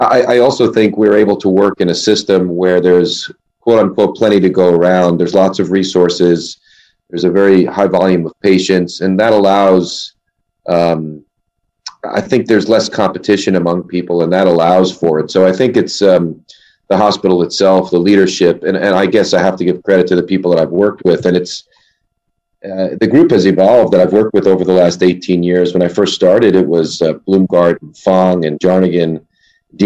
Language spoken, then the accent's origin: English; New York area, United States; moved away as an adult; also born or lived in California / Boston / Connecticut; now in New Jersey, United States; I grew up in the New York area, really just outside of New York City